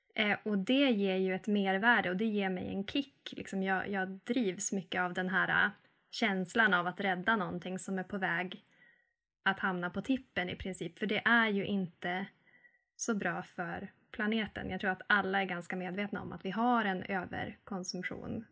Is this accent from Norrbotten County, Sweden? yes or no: yes; Arvidsjaur, Norrbotten County, Sweden; now in Mellösa, Sweden; Jag kommer från Arvidsjaur, men just nu så bor jag i Mellösa